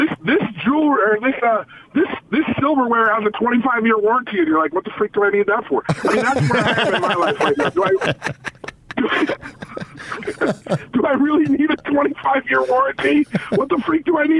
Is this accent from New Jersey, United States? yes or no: no; Logan, Utah, United States; I grew up in Logan, until I was 14 years old.